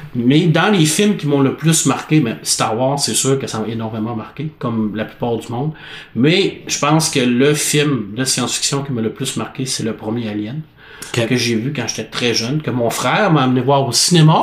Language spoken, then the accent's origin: French; La Baie, Quebec, Canada; ma ville natale qui est la baie